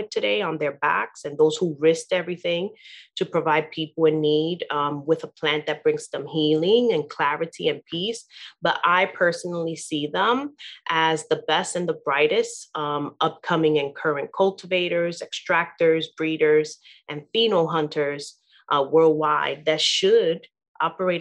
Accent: New York City, New York, United States; also born or lived in Queens / Harlem; I've been born and raised in Brooklyn, New York

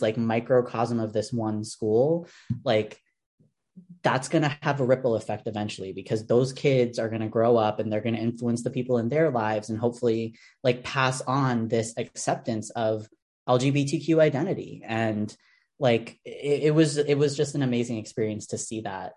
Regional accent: New York City, New York, United States; As a New Yorker

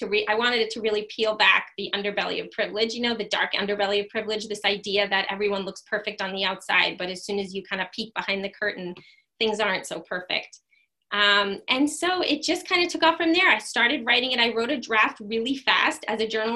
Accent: Wading River, New York, United States; I grew up in Wading River, which is, you know, second to last exit on the LIE

